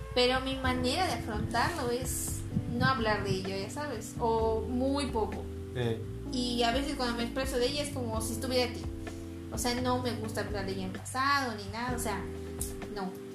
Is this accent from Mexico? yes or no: yes; Mexico; somos mexicanos